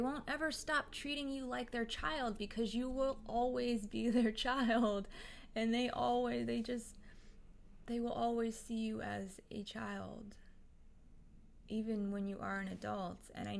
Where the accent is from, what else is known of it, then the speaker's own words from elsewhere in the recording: India; I'm from India. I am new here.